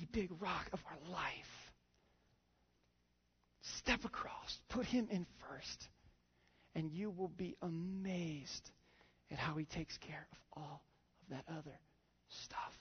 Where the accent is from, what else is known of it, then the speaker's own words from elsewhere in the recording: Indiana, United States; moved away; I grew up in Indiana